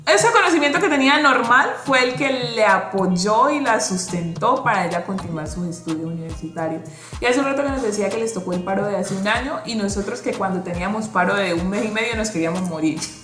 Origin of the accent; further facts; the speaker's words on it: Buenaventura, Valle del Cauca, Colombia; soy una mujer, nací y criada en Buenaventura